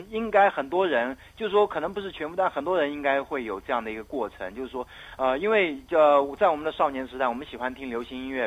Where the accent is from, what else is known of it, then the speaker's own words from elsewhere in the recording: Myanmar; now in Taiwan; 我缅甸的那个祖先地